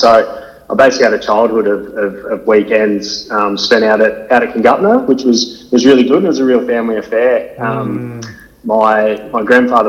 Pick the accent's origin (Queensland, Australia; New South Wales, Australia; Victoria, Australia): Victoria, Australia; Shepparton; moved away as an adult; also born or lived in Fremantle, Western Australia; I grew up in Shepparton, but I played my junior footy out at Congupna as well as at Notre Dame once I got to secondary school.